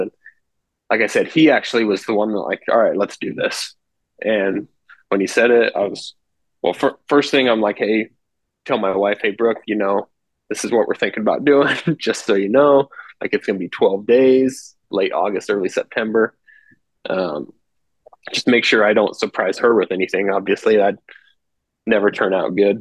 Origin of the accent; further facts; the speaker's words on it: Western Nebraska, United States; I grew up here in Western Nebraska, really. Moved here when I was really young